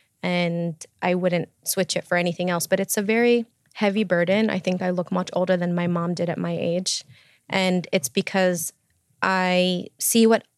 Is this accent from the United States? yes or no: yes; Chicago, Illinois, United States; I'm from Chicago